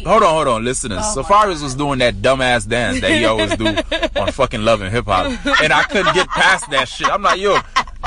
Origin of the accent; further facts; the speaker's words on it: Miami, Florida, United States; I grew up in Miami.